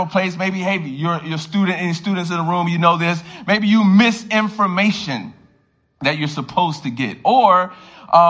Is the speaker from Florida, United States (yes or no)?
yes; Miami, Florida, United States; now in Baltimore, United States; I grew up in Miami, Florida